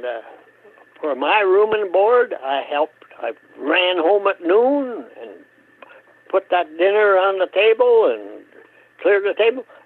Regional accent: Hope, Minnesota, United States; grew up in Hope, Minnesota. On a farm.

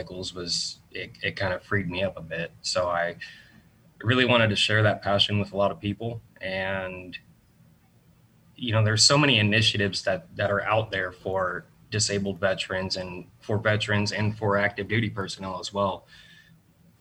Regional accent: Southwest Florida, United States; also born or lived in New Hampshire; Grown up here in Southwest Florida, moved here when I was about 5 from New Hampshire

